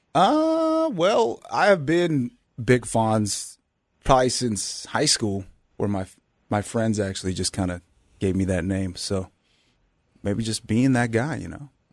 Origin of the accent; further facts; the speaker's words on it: Bay Area, California, United States; born and raised in the Bay Area